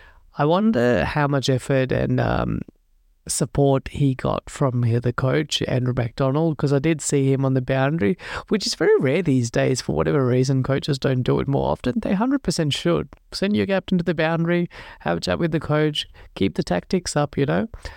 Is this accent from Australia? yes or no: yes; Australia; as an Australian Sri Lanka supporter, I've seen the bad side of that happen so many times in the past.